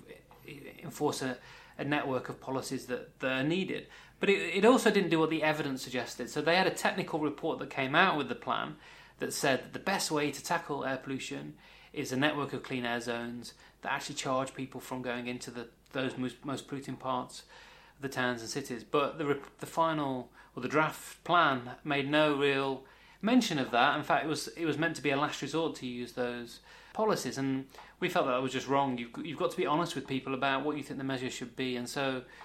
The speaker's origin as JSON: {"language": "English", "town": "Wolverhampton", "region": "West Midlands", "country": "United Kingdom", "tie": "born or raised there", "moved": "yes", "said": "I'm from the West Midlands. I was born in Wolverhampton"}